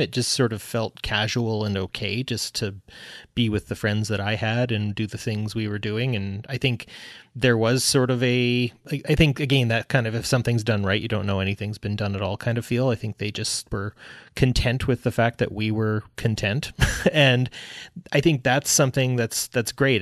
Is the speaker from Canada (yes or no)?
yes; Canada; I'm, I'm Canadian, too